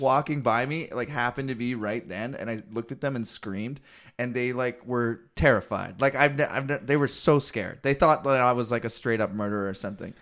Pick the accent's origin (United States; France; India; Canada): Canada